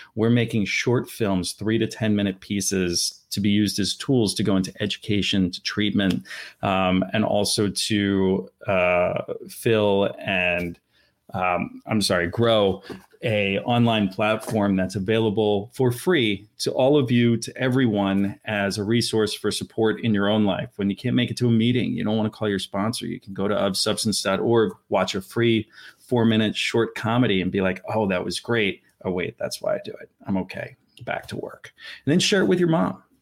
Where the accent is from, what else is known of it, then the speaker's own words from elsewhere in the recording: Philadelphia, Pennsylvania, United States; I'm from Center City, Philadelphia